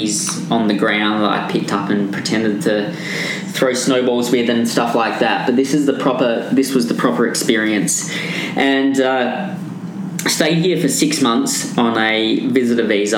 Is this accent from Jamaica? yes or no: no; Perth, Western Australia, Australia; moved away as an adult; also born or lived in London, United Kingdom; now in Vancouver, Canada; I'm from Perth, which is on the west coast of Australia